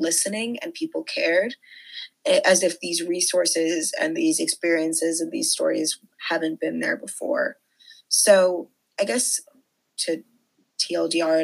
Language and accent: English; Bethesda, Maryland, United States; I am from Bethesda, Maryland, but my parents immigrated from Nigeria